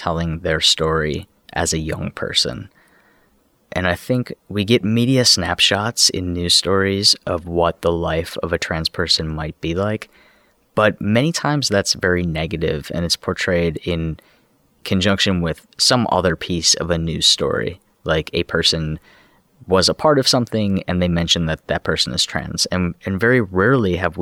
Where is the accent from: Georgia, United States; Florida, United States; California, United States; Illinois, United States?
Illinois, United States; Chicago; I grew up in Chicago